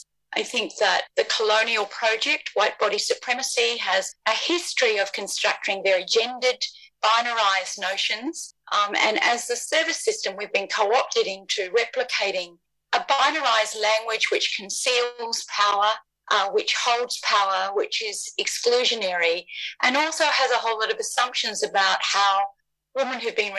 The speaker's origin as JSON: {"language": "English", "country": "New Zealand", "lives_now": "Australia", "said": "I come from Aotearoa. However, I've lived more on the lands of the First Peoples of this country than on my own grandfather's country."}